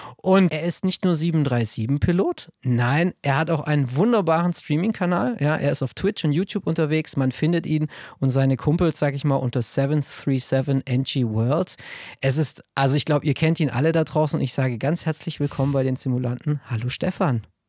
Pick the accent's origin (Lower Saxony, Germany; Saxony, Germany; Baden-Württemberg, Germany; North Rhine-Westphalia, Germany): Baden-Württemberg, Germany; Stuttgart; ich bin Schwabe, ich bin in Cannstatt geboren